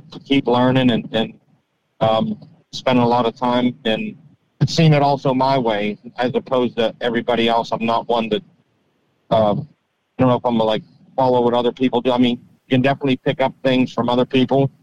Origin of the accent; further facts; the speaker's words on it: Pittsburgh, Pennsylvania, United States; I grew up near Pittsburgh, just south of Pittsburgh